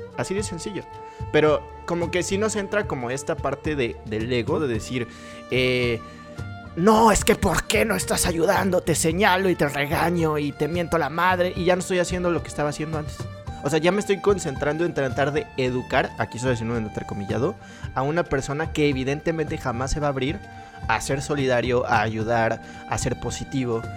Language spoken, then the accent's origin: Spanish; Mexico; todos los mexicanos somos